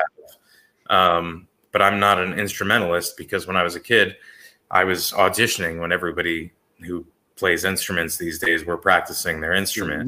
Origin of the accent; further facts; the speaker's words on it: Bergen County, New Jersey, United States; Bergen County, where I grew up